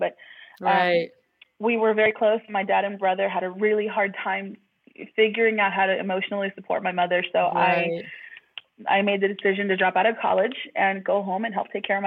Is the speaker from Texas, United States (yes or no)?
yes; Austin, Texas, United States; I am a born and raised Austinite. I grew up in the Dove Springs part of Austin, which is southeast